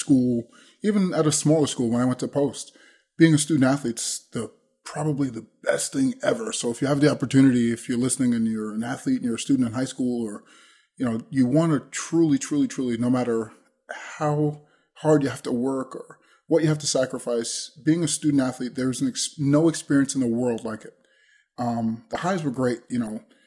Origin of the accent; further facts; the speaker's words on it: Long Island, New York, United States; also born or lived in Minnesota; I grew up in Long Island, New York.